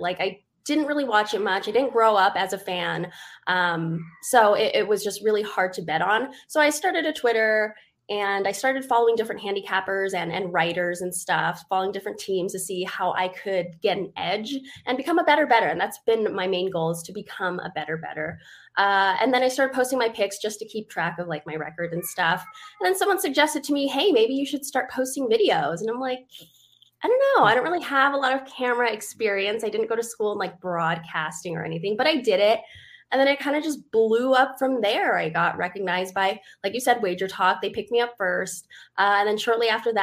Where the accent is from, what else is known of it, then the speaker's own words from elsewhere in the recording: Las Vegas, Nevada, United States; I was born and raised in Vegas. I've never left. I still live here in Vegas